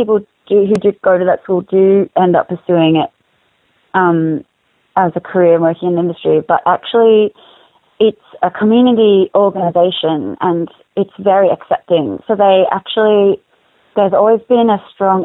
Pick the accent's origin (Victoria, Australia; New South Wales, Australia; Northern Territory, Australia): Victoria, Australia; Melbourne; I grew up in Box Hill, which is a suburb of Melbourne.